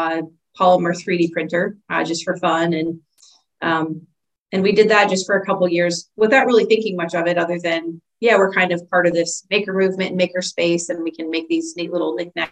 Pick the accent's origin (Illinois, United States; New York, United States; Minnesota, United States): Illinois, United States; I grew up in Illinois in a very small community, small town